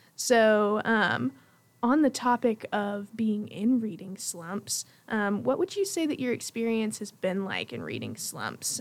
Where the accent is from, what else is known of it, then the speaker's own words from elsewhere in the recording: Jackson, Tennessee, United States; I am from Jackson, Tennessee